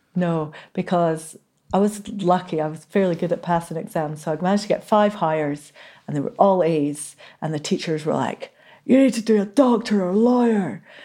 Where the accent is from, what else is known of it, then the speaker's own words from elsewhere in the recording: Inverness, Scotland, United Kingdom; I was born in Inverness, and I still feel like I'm not really a Highlander